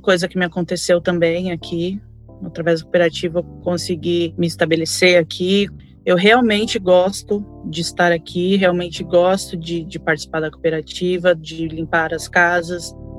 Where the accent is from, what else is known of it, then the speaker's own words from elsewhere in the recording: São Paulo, Brazil; moved away as an adult; now in United States; No Brasil, eu, eu nasci e morei em São Paulo